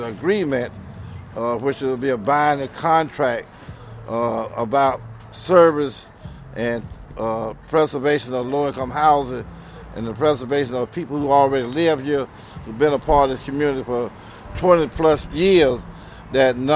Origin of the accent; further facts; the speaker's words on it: Atlanta, Georgia, United States; I'm from the People Sound neighborhood myself